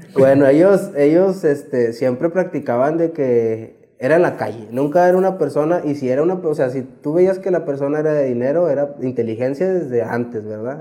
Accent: Mexico; nosotros siempre vivimos aquí en Independencia. Desde que cuando yo crecí, este, aquí crecí en Independencia.

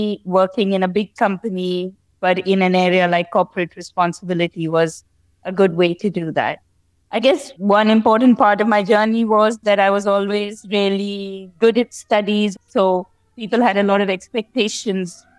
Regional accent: Delhi, India; moved away as an adult; also born or lived in London, United Kingdom; I grew up in India, and I left home fairly early, just after university

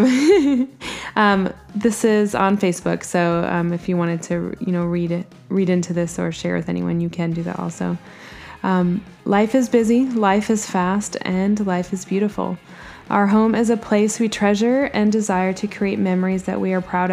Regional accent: Bradford, Yorkshire and the Humber, United Kingdom; moved away; I was born in Bradford, England, where my father and mother

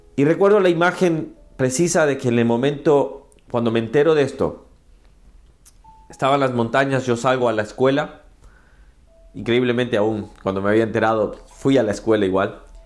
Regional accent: Ahuachapán, El Salvador; moved away; also born or lived in San Salvador, El Salvador; yo soy del Salvador, mi querido El Salvador. Nací en San Salvador, pero crecí por casi toda mi vida, mis 15 ah, años, creo, er, no, 13 años, 14 años. Crecí en un pueblo, una ciudad que se llama Huachapá

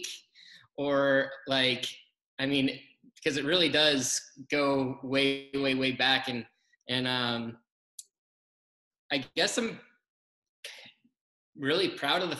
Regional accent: Colorado, United States; I grew up in Colorado

